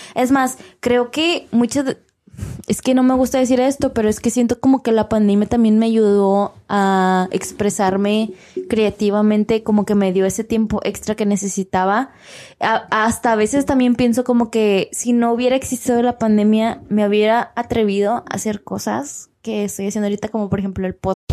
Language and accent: Spanish; Mexico; now in Texas, United States; Somos mexicanos, pero vivimos en Estados Unidos